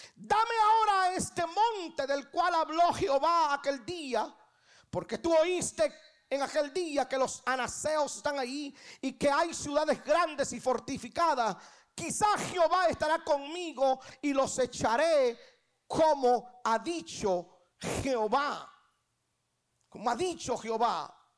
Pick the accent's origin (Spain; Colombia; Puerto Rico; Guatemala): Guatemala; now in Atlanta, United States; Yo nací en Guatemala un 12 de septiembre de 1900